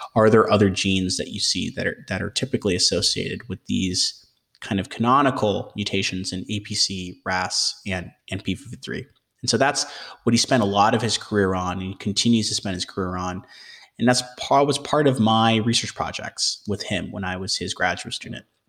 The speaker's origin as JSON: {"language": "English", "region": "Michigan", "country": "United States", "tie": "born or raised there", "also_born_or_lived": "Ohio / Oxford, United Kingdom", "moved": "as an adult", "lives_now": "Boston, United States", "said": "I grew up in Michigan"}